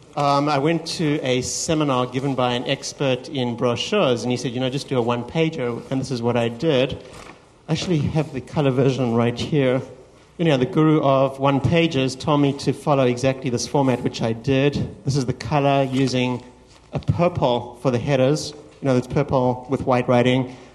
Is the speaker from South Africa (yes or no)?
yes; South Africa; moved away as an adult; also born or lived in Los Angeles, United States; now in United States; came to the United States from my home country, South Africa, to do my MBA